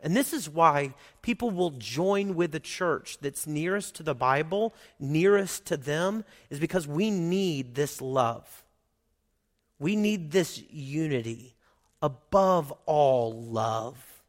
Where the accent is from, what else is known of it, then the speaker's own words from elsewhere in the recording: Oklahoma, United States; moved away; I grew up in Oklahoma